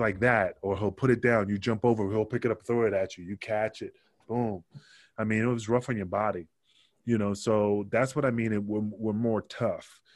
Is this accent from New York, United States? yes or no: yes; New York City, New York, United States; also born or lived in Puerto Rico; I grew up in Queensbridge, Queensbridge in Queens, not Queensland